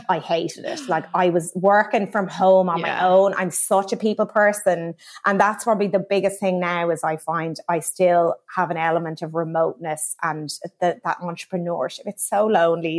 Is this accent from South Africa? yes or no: no; Kilkenny, Leinster, Ireland; now in London, United Kingdom; I am a little girl from Kilkenny who always loved fashion.